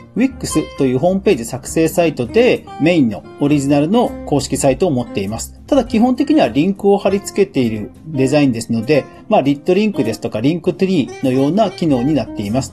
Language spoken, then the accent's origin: Japanese; Japan; 私の近所には、浦島太郎の伝説にちなんだ浦島町という町があり、私は浦島小学校の出身です